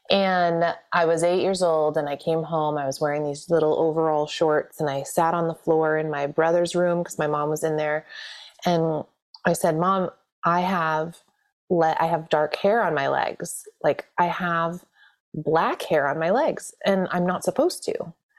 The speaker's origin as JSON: {"language": "English", "town": "Chicago", "region": "Illinois", "country": "United States", "tie": "born or raised there", "said": "And, you know, and through my dad's corporate success, we moved around quite a bit. I grew up in Chicago."}